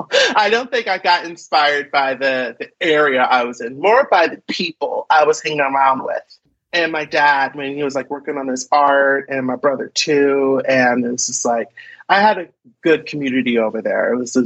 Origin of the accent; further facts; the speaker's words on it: Philadelphia, Pennsylvania, United States; now in Seattle, United States; No, I am from Philadelphia.